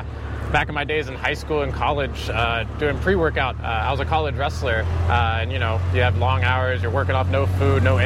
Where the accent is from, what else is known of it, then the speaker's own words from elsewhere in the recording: West Virginia, United States; moved away as an adult; now in Austin, United States; I'm from West Virginia originally